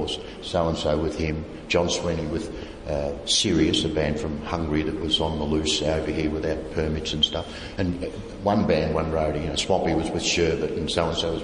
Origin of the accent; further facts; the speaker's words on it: Australia; Yes, mate, I'm from Australia